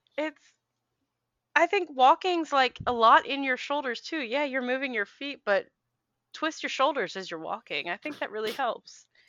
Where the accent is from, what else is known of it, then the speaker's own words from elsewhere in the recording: Philadelphia, Pennsylvania, United States; moved away; I am from Philly originally